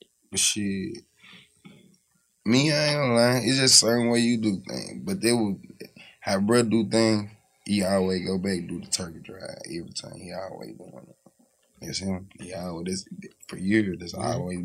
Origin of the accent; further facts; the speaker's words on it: United States; I'm from Magnolia